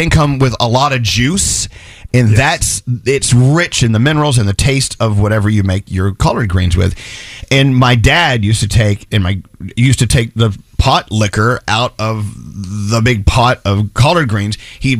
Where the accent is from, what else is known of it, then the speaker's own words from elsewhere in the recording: Texas, United States; moved away; when I was a kid growing up in Texas.